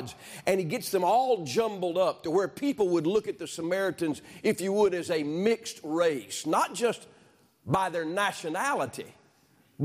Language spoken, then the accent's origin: English; Alabama, United States; I was born in Alabama.